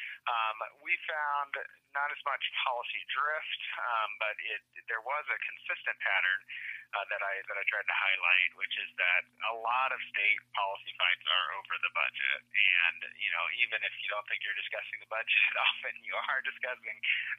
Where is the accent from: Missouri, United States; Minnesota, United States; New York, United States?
Missouri, United States; my home state is Missouri